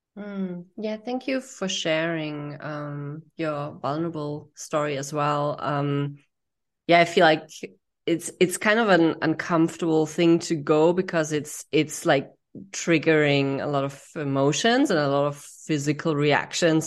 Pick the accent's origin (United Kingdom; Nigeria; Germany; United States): Germany; I grew up in Germany